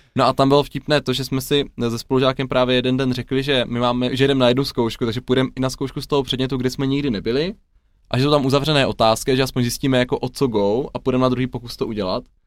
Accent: Ladná, South Moravian Region, Czechia; also born or lived in Brno / Olomouc; k nám na Jižní Moravu do Ladné

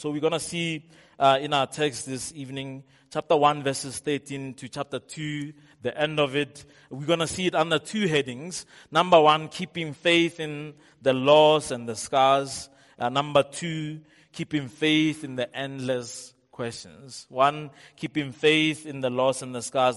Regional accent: Rustenburg, North West, South Africa; I'm from Rustenburg

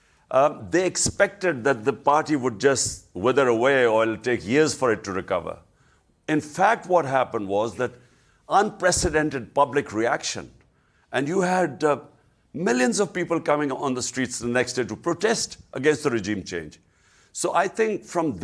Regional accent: Pakistan; as a Pakistani

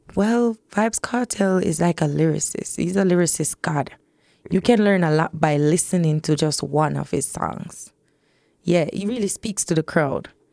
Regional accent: Spanish Town, Saint Catherine, Jamaica; I'm from Spanish town

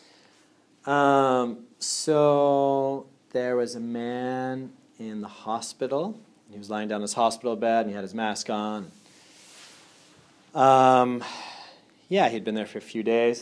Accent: Andover, Massachusetts, United States; I'm originally from Andover, Massachusetts.

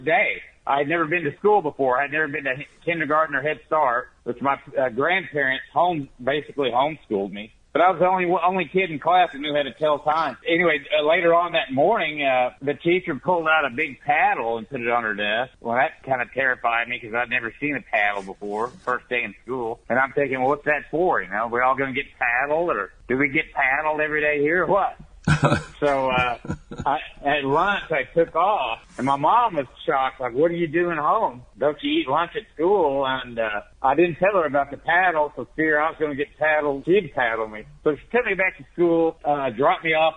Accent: Muskogee, Oklahoma, United States; moved away as an adult; also born or lived in Santa Fe; What I consider my hometown is Muskogee, Oklahoma

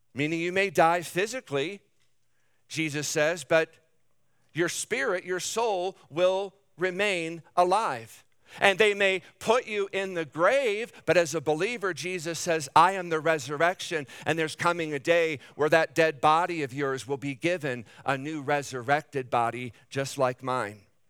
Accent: Davenport, Iowa, United States; I was born and raised in Davenport

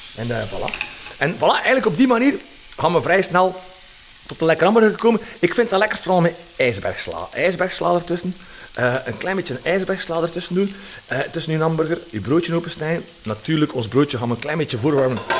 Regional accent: Flanders, Belgium; Wij zijn daar slecht in, hè, als Vlaming

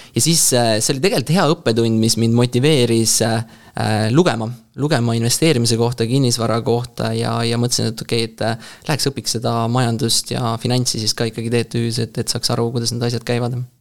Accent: Rapla, Rapla County, Estonia; ma olen Raplast pärit

